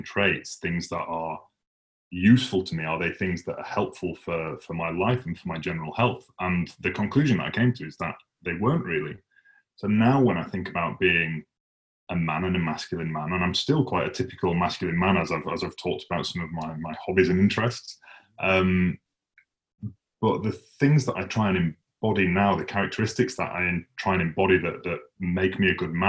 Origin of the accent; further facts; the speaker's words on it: Huddersfield, Yorkshire and the Humber, United Kingdom; moved away; I don't actually live in Huddersfield anymore, but I grew up in Huddersfield